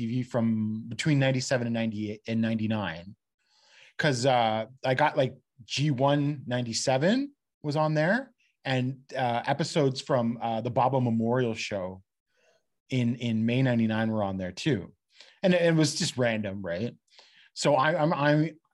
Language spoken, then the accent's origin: English; London, Ontario, Canada; I'm from London, which is halfway between Detroit and Toronto